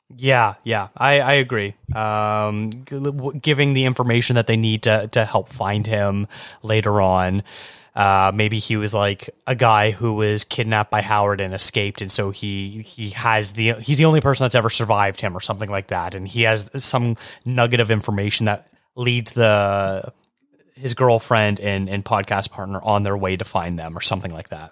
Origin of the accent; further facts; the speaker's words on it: Canada; as a Canadian